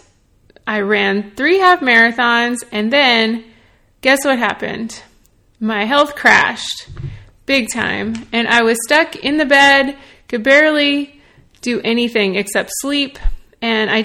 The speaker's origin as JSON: {"language": "English", "town": "Nashville", "region": "Tennessee", "country": "United States", "tie": "born or raised there", "said": "I'm from Nashville, Tennessee. I grew up in the South eating Southern comfort food"}